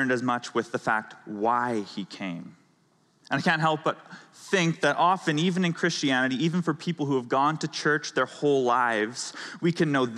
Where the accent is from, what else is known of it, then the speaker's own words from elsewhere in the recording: Canada; moved away; I'm from Canada.